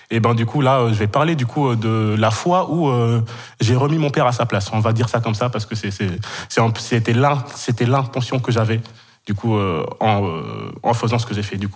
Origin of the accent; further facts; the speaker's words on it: Kenya; moved away as an adult; also born or lived in Senegal; now in France; je suis sénégalais d'origine, j'ai grandi 12 ans au Kenya, j'ai fait toute, toute ma scolarité là-bas dans un lycée français, et du coup, ben, après, directement après le bac, je suis arrivé en France.